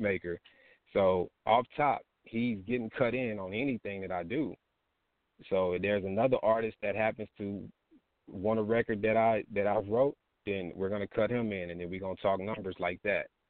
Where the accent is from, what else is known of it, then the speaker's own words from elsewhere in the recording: Texas, United States; I'm from Texas, man. I'm from Texas